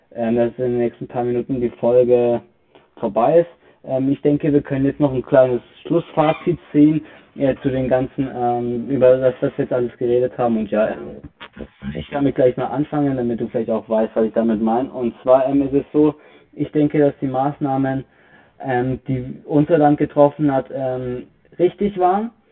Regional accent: Bavaria, Germany; Bei uns in Bayern

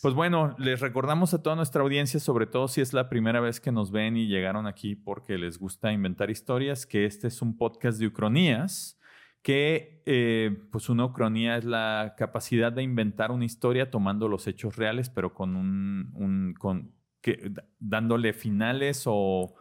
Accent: Mexico; Ser mexicano es un orgullo que sí llevamos como soy mexicano

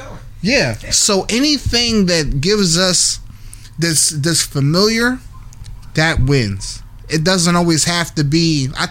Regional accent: Philadelphia, Pennsylvania, United States; You know I'm from Uptown.

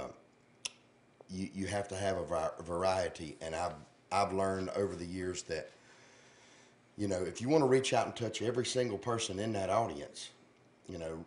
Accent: Dallas, North Carolina, United States; I'm a Dallas boy, but I'm Gaston County

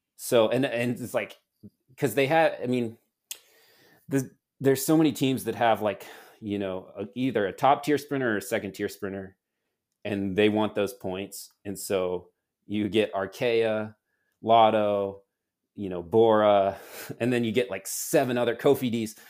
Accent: United States; moved away as an adult; now in Girona, Spain; at least I do as an American

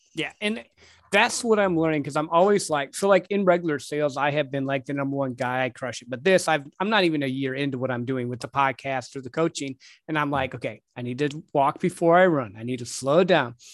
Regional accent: Midwest, United States; growing up in the Midwest

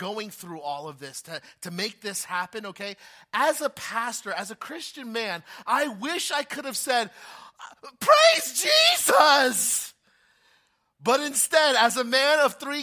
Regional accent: New Jersey, United States; I've been born and raised in Jersey all my life

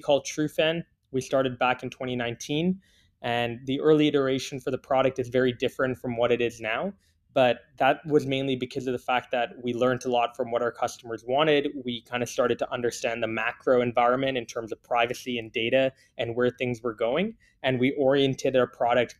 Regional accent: Canada; also born or lived in Singapore; I was born in Singapore. I only came to Canada when I was 9 years old.

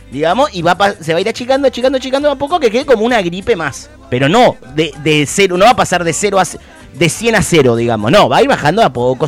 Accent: Argentina

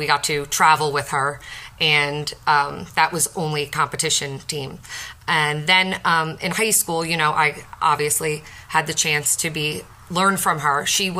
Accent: Brick, New Jersey, United States; growing up in Brick and being a cheerleader

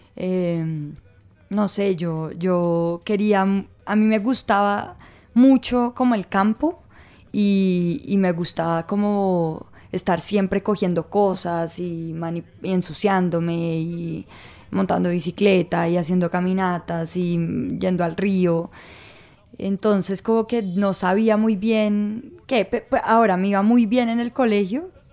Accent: Bogotá, Colombia; also born or lived in Ibagué / Armenia; toda mi vida. Eso sí, llegué con tres meses a Bogotá, pero, pero digamos que no nací en Bogotá

